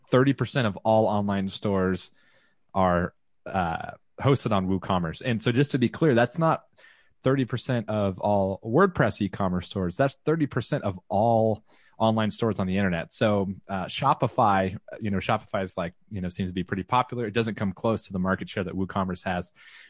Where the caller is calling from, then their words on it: Round Rock, Texas, United States; I'm broadcasting from the Austin, Texas area, and Leslie always gets mad, more specifically Round Rock.